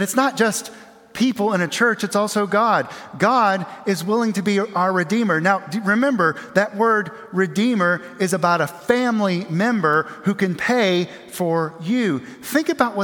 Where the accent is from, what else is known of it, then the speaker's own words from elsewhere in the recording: Aiken, South Carolina, United States; I grew up across the river in Aiken, South Carolina